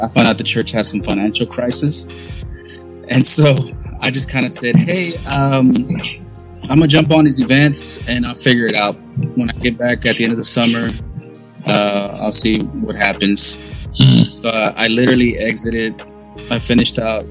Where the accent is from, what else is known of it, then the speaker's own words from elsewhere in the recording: Dallas, Texas, United States; We're both from Dallas the Dallas area